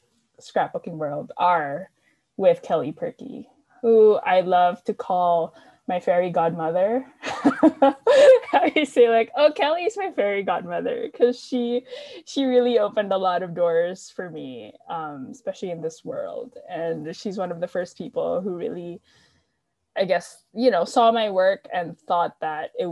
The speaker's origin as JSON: {"language": "English", "country": "Philippines", "tie": "born or raised there", "also_born_or_lived": "Manila, Philippines", "moved": "as an adult", "lives_now": "Berkeley, United States", "said": "I'm based in Berkeley, California, but I grew up in the Philippines. So I moved to the Bay Area maybe like 10 years ago-ish now."}